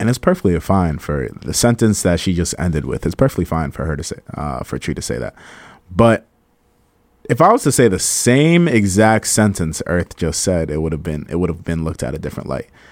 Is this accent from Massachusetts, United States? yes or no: yes; Cambridge, Massachusetts, United States; accent: Cambridge accent; also born or lived in Malden, Massachusetts; I grew up around the Cambridge area, so there's, like, a lot of Cambridge slang. So sometimes when I talk, sometimes you can hear my Cambridge accent come out